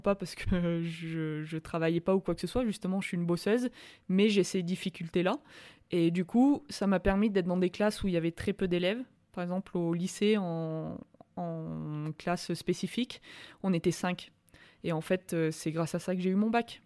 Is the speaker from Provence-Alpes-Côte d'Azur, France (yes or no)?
yes; Orcières, Provence-Alpes-Côte d'Azur, France; also born or lived in Montpellier; now in Albertville, France; je suis de Montpellier, je suis né à Montpellier, j'ai ma famille à Montpellier, mais j'ai vraiment grandi à Orcières